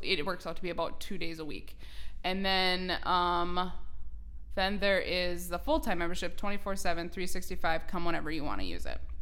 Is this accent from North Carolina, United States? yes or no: no; New York Mills, Minnesota, United States; now in Perham, United States; I am born and raised right here in Ottertail County. I'm originally from New York Mills